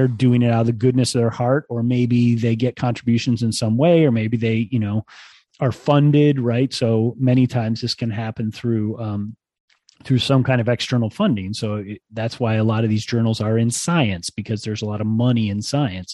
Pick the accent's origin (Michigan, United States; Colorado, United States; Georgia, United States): Michigan, United States; Ann Arbor; now in State College, United States; I grew up in Ann Arbor